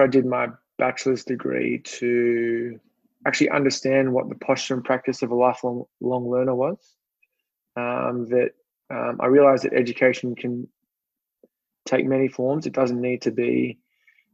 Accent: Sydney, New South Wales, Australia; moved away as an adult; also born or lived in Manly; now in Baltimore, United States; I grew up on Sydney's northern beaches in a little beach town called Collaroy.

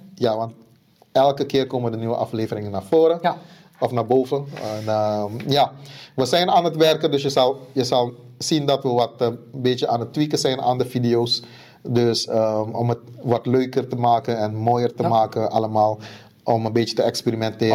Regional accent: Suriname; moved away; Ik kom uit Suriname

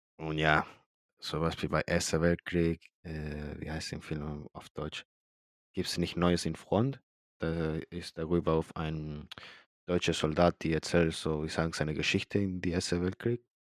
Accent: Chile; now in Germany; ich komme aus Chile

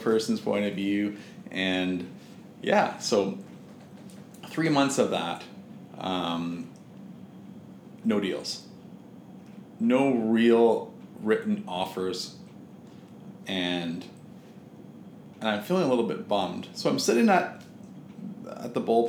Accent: West Vancouver, British Columbia, Canada; also born or lived in Victoria, British Columbia; I'm from Vancouver, but I was away, you know, on Vancouver Island

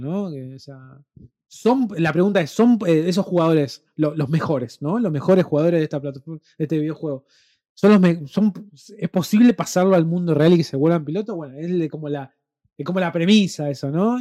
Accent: Rosario, Santa Fe, Argentina; nosotros somos de Rosario

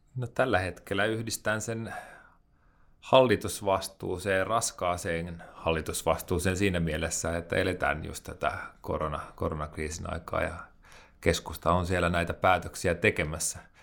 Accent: Hämeenlinna, Kanta-Häme, Finland; moved away; Mä oon kasvanut pienessä kaupungissa Hämeenlinnassa

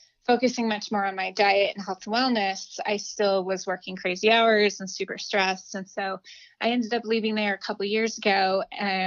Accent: Albuquerque, New Mexico, United States; moved away as an adult; also born or lived in Los Angeles / New York; I grew up in Albuquerque, New Mexico, which is where I live now.

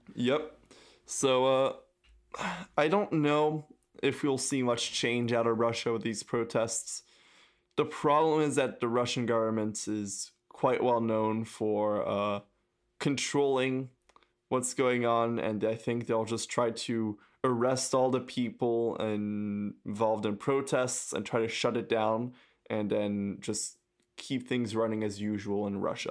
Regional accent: France; I come from France

